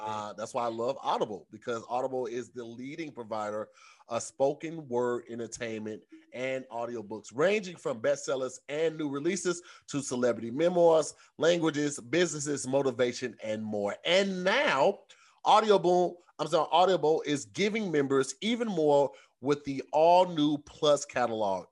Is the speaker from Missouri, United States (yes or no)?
yes; St. Louis, Missouri, United States; moved away as an adult; now in Los Angeles, United States; growing up in Saint Louis